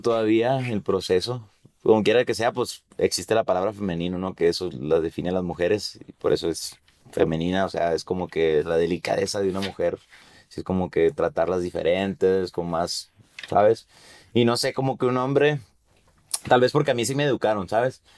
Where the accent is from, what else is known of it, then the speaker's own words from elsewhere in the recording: Mexico; lo que está pasando en mi país